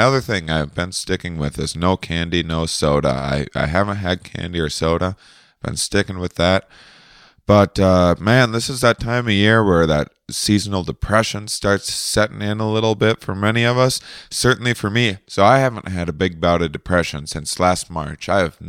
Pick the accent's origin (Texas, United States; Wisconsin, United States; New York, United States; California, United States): Wisconsin, United States; La Crosse; born or raised there